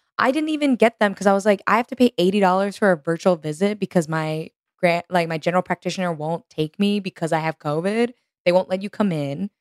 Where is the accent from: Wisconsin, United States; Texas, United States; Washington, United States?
Texas, United States; moved away as an adult; now in New York, United States; growing up in Texas